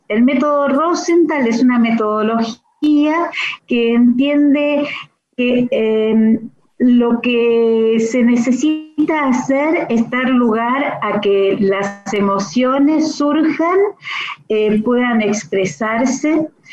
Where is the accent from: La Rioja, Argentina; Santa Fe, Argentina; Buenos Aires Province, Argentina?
Santa Fe, Argentina; now in Buenos Aires, Argentina; estuve muchos años trabajando en Santa Fe, en mi, en mi ciudad natal